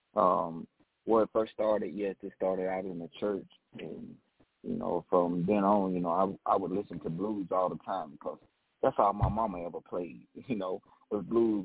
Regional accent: Decatur, Mississippi, United States; I am calling from Decatur, Mississippi, my hometown.

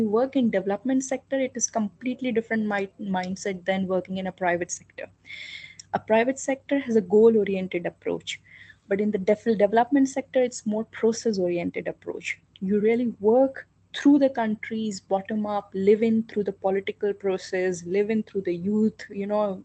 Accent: India; moved away as an adult; also born or lived in Bonn, Germany; I was in my home country.

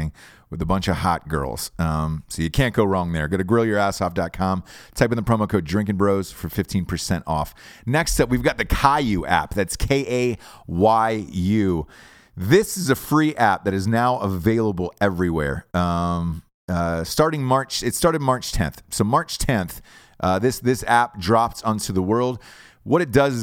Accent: Georgia, United States; moved away as an adult; now in Los Angeles, United States; I'm from Georgia

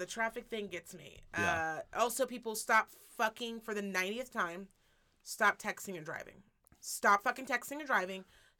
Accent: Midwest, United States; I'm from Midwest and I got taken.

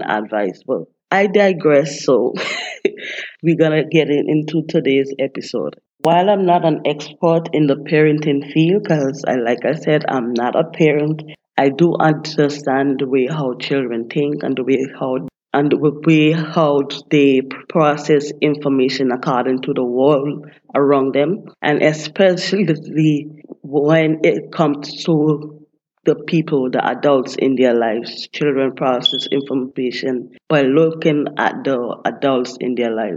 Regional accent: St. Vincent & Grenadines; moved away as an adult; now in United States; I was born and raised in St. Vincent and the Grenadines

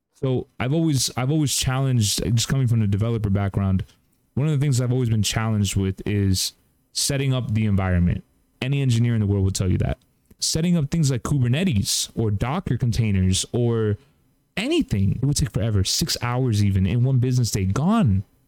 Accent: Cuba; I'm Cuban

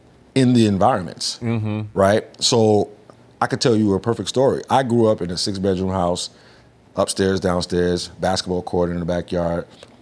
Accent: New York, United States; also born or lived in Trinidad; now in Florida, United States; Because I'm from New York.

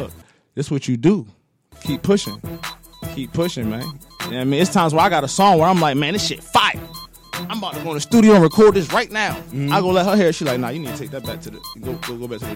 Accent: Baltimore, Maryland, United States; moved away; I'm from Baltimore, Maryland. I came here, didn't know a soul

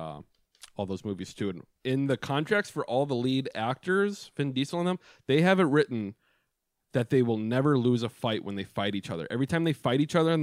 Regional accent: Superior, Wisconsin, United States; growing up in Superior

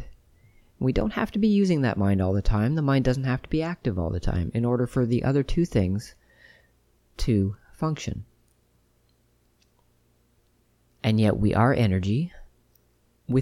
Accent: Ottawa, Ontario, Canada; my hometown of Ottawa, where I was born and raised

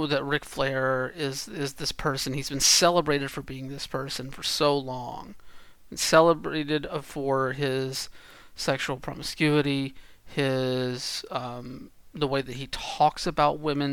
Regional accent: Georgia, United States; I grew up in Georgia.

